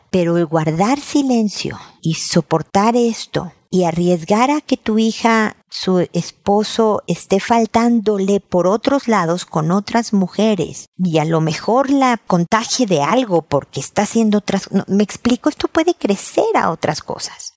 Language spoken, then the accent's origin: Spanish; Mexico; now in Chile; yo soy mexicana, pero vivo en Chile